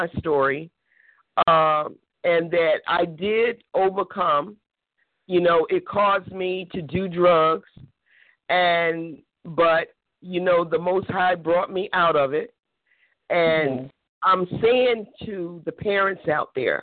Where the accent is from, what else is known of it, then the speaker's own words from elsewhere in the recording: Florida, United States; moved away; I'm originally from Florida